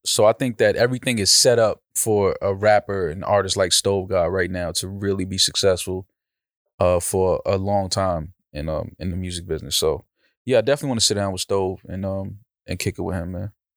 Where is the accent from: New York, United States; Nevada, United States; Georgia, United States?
New York, United States; I'm from New York. I'm from, you have to have some type of hands growing up in, in uptown